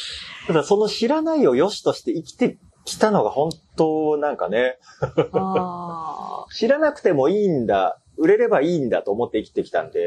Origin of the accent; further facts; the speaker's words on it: Osaka, Japan; moved away as an adult; now in Tokyo, Japan; 大学が東京なんですよ。地元大阪で。